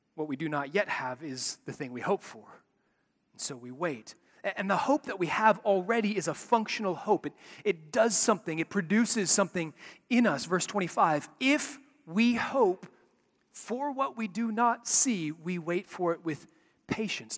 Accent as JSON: {"language": "English", "town": "Chicago", "region": "Illinois", "country": "United States", "tie": "born or raised there", "said": "When I was a kid growing up in Chicago"}